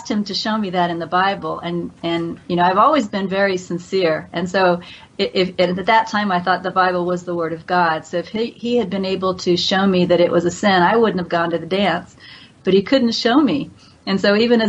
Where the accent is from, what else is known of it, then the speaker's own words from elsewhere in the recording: Kansas, United States; moved away; it was a Christian culture. I was raised in Kansas